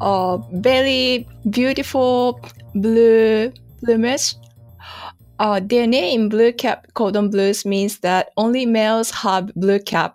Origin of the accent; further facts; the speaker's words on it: Yokohama, Kanagawa, Japan; moved away as an adult; also born or lived in Yokosuka / Tokyo / Hokkaido; I was born in Yokosuka, and I went to a high school in Yokohama